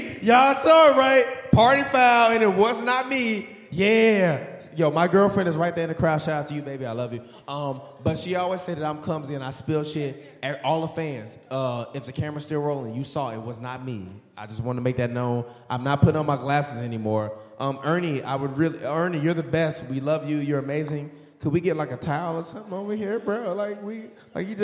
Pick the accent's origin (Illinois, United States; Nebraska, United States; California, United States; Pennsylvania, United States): Illinois, United States; Chicago; now in Los Angeles, United States; I'm from Chicago, born and raised.